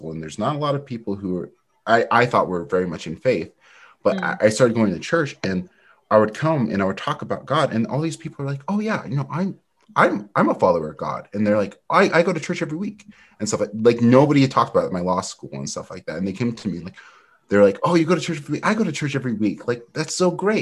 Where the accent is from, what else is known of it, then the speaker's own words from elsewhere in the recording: Eastern Washington, United States; also born or lived in Utah / California / North Carolina; I grew up in Eastern Washington, where there's not a lot of diversity